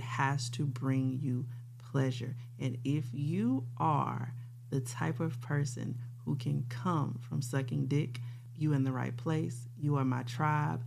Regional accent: Louisiana, United States; I'm from Louisiana

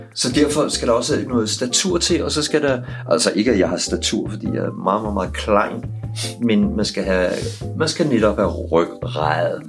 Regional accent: Capital Region of Denmark, Denmark; also born or lived in Vesterbro, Copenhagen; now in Copenhagen, Denmark; jeg er fra forstederne

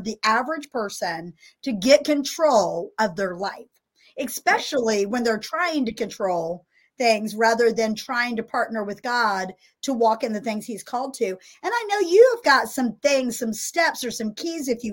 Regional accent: Indianapolis, Indiana, United States; also born or lived in Winter Park, Florida / Murfreesboro, Tennessee; now in Tennessee, United States; I grew up in Indianapolis, Indiana suburb

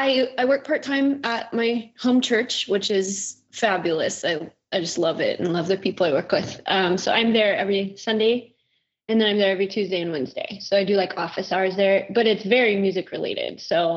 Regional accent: Kansas City, Missouri, United States; I got invited to record with a band where I grew up in Kansas City

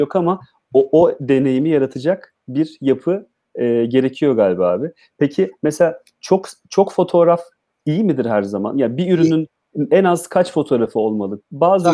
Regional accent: Adıyaman, Turkey; moved away

